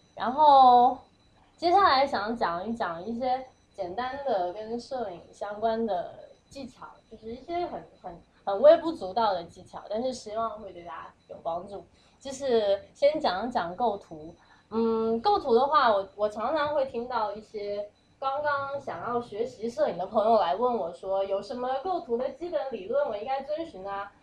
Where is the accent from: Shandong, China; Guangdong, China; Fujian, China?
Fujian, China; Fuzhou; now in New York, United States; 我是，我是福州人